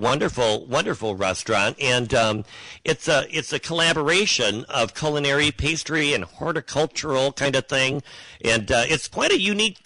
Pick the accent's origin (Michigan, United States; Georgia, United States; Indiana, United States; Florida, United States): Michigan, United States; south of Detroit, east side of; I grew up on the east side myself, south of Detroit